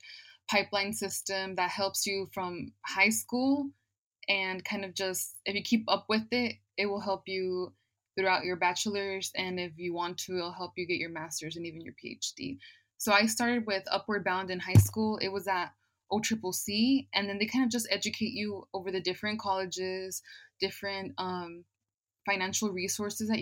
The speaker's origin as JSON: {"language": "English", "town": "Oklahoma City", "region": "Oklahoma", "country": "United States", "tie": "born or raised there", "also_born_or_lived": "Chicago, Illinois", "said": "I moved to the south side of Oklahoma City when I was only 6 years old. So I kind of grew up here in Oklahoma City"}